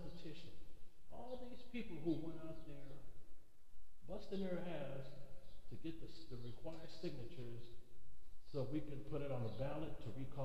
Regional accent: California, United States; moved away as an adult; also born or lived in San Jacinto, California; now in Texas, United States; I was born and raised in California

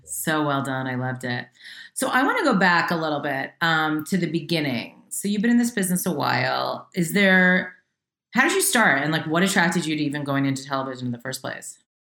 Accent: Westchester, New York, United States; moved away as an adult; now in Los Angeles, United States; I was raised in Westchester, so right outside New York

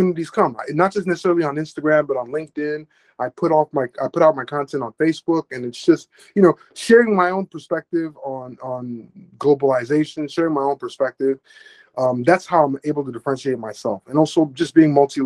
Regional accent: Chicago, Illinois, United States; also born or lived in Cameroon; I was born in the developing world. I grew up in Chicago

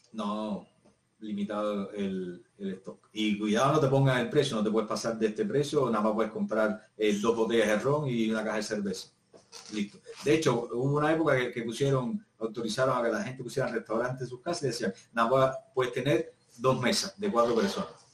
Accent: Cuba; moved away as an adult; now in Chile; yo soy cubano

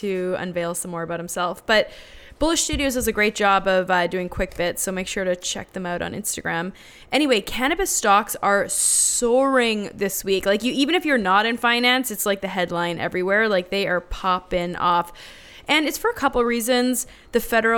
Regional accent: Canada; now in United States; as a Canadian

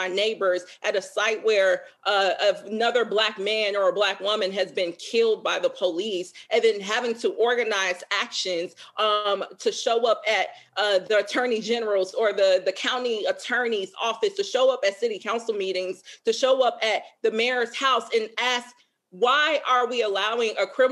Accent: Chicago, Illinois, United States; now in Minneapolis, United States; I grew up in Chicago, one of the most racially segregated cities in the country

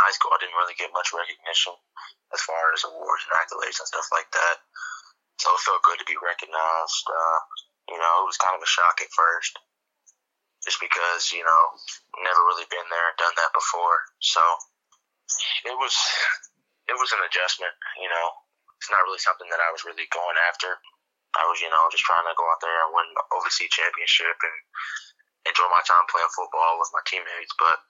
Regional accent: Louisville, Kentucky, United States; Just love my city, and proud to be from here.

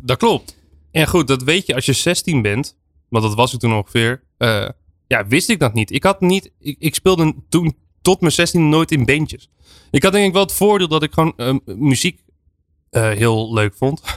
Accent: Friesland, Netherlands; Ik ben in Friesland opge opgegroeid

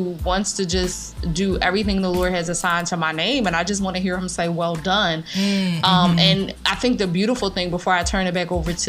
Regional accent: Philadelphia, Pennsylvania, United States; accent: Philly; moved away as an adult; also born or lived in Atlanta / South Korea; I love Philadelphia. It is my hometown

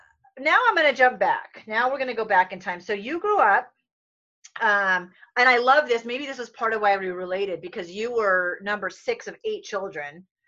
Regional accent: East Coast, United States; and we're also both from the East Coast.

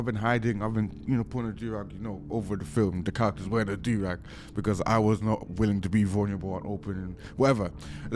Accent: Ireland; also born or lived in Nigeria; now in Manchester, United Kingdom; I'm from Nigeria. Grew up in Ireland. Live in Manchester.

